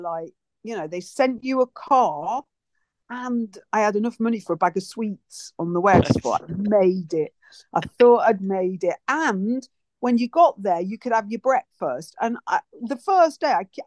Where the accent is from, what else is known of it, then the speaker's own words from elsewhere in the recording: Rhyl, Wales, United Kingdom; I was from Rhyl